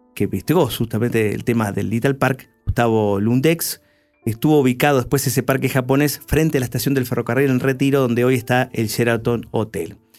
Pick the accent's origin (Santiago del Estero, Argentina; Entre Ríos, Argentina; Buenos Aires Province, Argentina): Buenos Aires Province, Argentina; Lomas de Zamora; Lomense, como nosotros